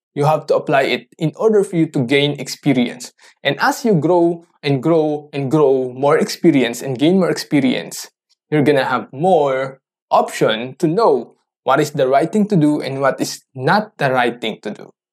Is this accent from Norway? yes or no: no; Philippines; English is a second language; I'm a Filipino, so I don't know how to do or talk in English fluently